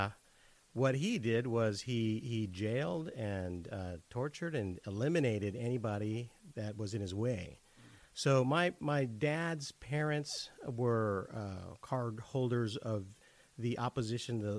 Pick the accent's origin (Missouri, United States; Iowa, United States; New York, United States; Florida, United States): Missouri, United States; St. Louis; also born or lived in San Juan, Metro Manila, Philippines; we were able to migrate here